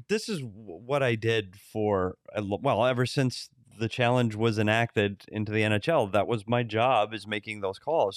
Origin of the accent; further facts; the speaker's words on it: Bemidji, Minnesota, United States; moved away; Bemidji, Minnesota. I took a road trip there this summer, my hometown